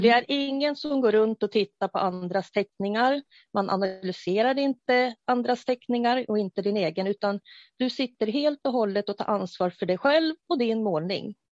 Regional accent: Uppsala, Uppsala County, Sweden; jag kommer ifrån Uppsala

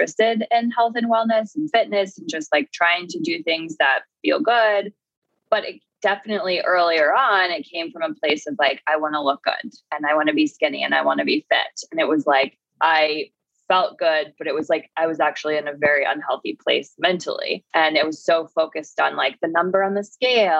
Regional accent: Florida, United States; moved away; I'm from Florida originally

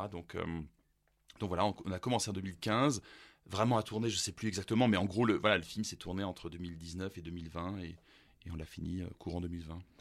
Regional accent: Grenoble, Auvergne-Rhône-Alpes, France; also born or lived in Germany; ma ville d'enfance

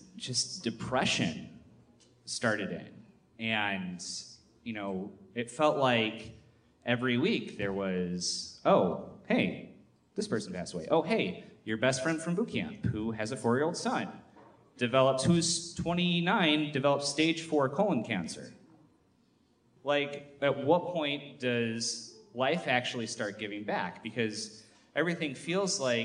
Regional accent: Michigan, United States; I'm from Michigan

